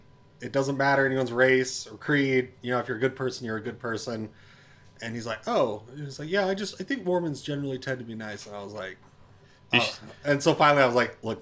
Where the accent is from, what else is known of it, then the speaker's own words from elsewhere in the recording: Utah, United States; "Oh, well, we're from Utah."